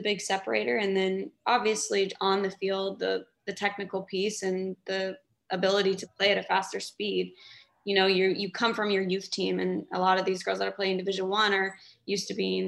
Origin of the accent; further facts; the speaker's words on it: Kansas City, United States; moved away as an adult; go back to Kansas City, obviously my hometown